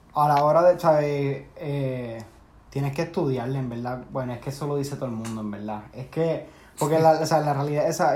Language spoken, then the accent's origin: Spanish; Puerto Rico; moved away; Somos como siete boricuas.